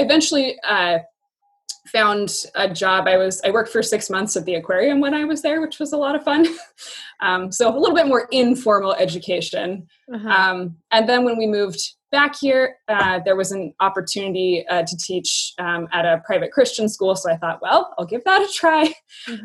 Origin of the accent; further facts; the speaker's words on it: Yakima, Washington, United States; moved away as an adult; also born or lived in Spokane / Portland / Baltimore; now in Tri-Cities, Washington, United States; I grew up in Yakima